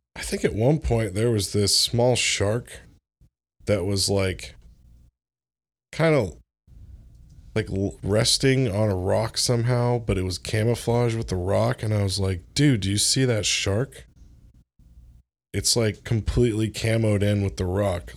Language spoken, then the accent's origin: English; Orlando, Florida, United States; moved away; I grew up in Florida, like, in Orlando